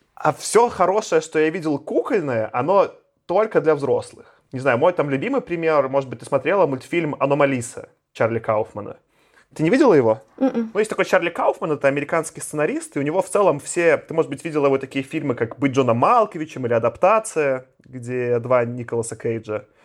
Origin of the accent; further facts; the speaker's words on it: Belarus; now in Moscow, Russia; я как белорус, я живу там последние 14 лет в Москве